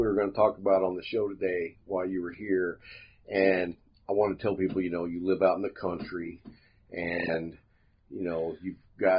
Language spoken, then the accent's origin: English; Lubbock, Texas, United States; I grew up in Lubbock, so I'm very accustomed to the wind like that.